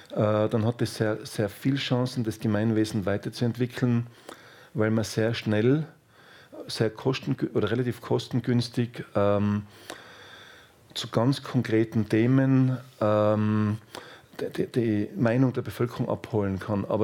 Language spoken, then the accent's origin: German; Austria; das kann ich als Österreicher schon sagen